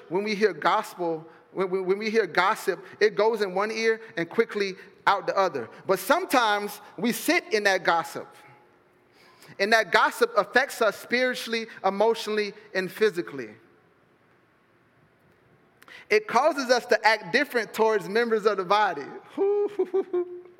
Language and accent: English; Fort Myers, Florida, United States; I'm from Fort Myers